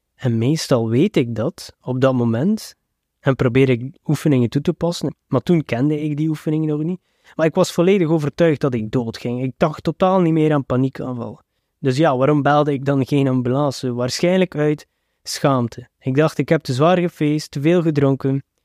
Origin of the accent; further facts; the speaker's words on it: Belgium; als Westerling en zeker als Belg